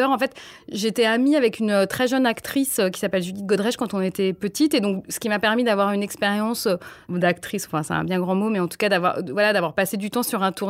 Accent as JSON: {"language": "French", "country": "Nigeria", "tie": "born or raised there", "said": "J'ai grandi en Afrique, au Nigeria, et donc j'avais pas de télévision."}